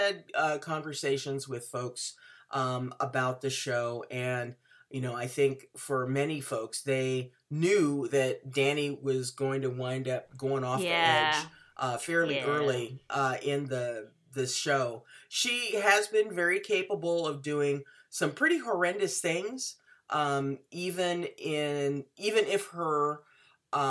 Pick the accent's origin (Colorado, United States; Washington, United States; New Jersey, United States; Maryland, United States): Washington, United States; my home state